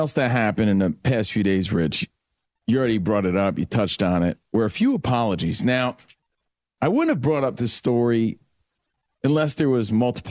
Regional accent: East Coast, United States; as a kid growing up on the East Coast

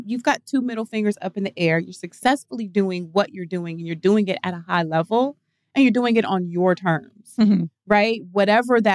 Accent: the South, United States; I grew up in the South

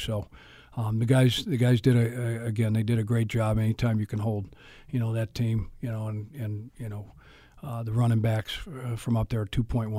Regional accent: Boulder, Colorado, United States; I'm born and raised. I'm born in Boulder, Colorado.

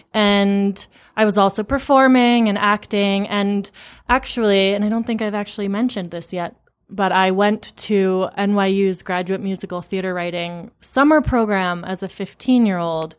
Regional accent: Amherst, Massachusetts, United States; I grew up in Amherst, Massachusetts

